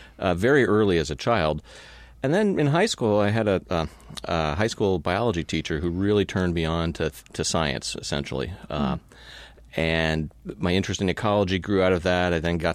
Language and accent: English; Palo Alto, California, United States; Well, I grew up in California, mm-hmm. Palo Alto.